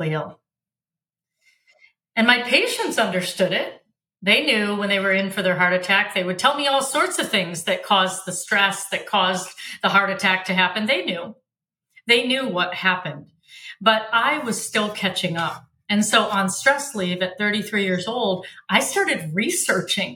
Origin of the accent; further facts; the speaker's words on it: Michigan, United States; also born or lived in Africa; We were raised in Michigan.